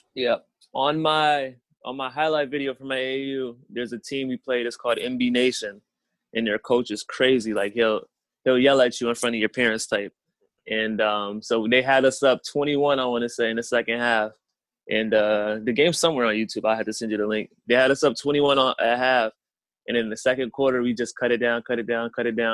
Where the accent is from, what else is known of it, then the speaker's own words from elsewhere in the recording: Springfield, Massachusetts, United States; I'm from Springfield, Mass, so I'm about an hour away from them.